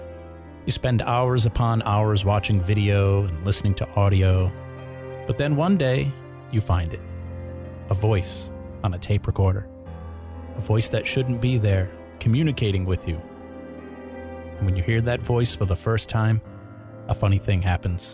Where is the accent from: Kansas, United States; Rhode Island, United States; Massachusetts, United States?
Rhode Island, United States; a TV show called Ghost Hunters, about an organized group of guys from my home state